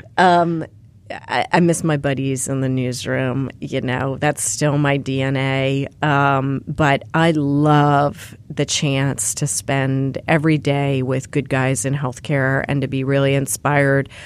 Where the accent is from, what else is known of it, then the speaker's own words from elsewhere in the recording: Pennsylvania, United States; moved away; the kids that I grew up with in Pennsylvania